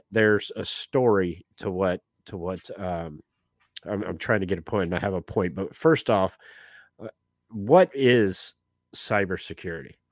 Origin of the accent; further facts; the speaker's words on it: Jacksonville, Florida, United States; Oh, I'm from Jacksonville, Jacksonville, born and raised.